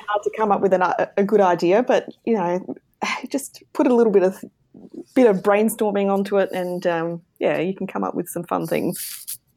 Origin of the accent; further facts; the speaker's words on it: southern Australia, Australia; I am in Australia. So, I'm down under. in Australia. In the south